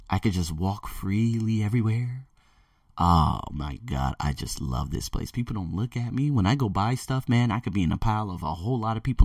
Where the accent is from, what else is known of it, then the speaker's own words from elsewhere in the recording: United States; moved away; me being born and raised in America